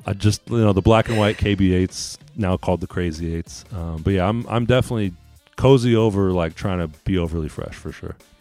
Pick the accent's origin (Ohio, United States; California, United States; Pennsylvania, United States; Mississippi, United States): California, United States; Sacramento; moved away as an adult; also born or lived in Oregon; growing up in Sacramento